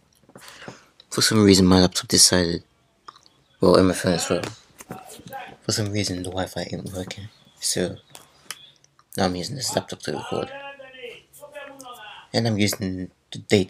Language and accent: English; Netherlands; I'm born in Holland